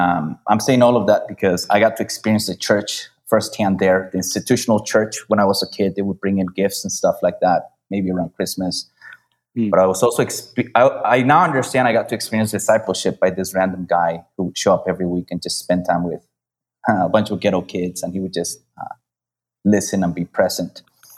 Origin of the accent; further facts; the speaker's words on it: Michoacán, Mexico; I was born in Mexico in a not very known state, Michoacán. I lived in a small town, spent some time in a small village with my grandparents as well.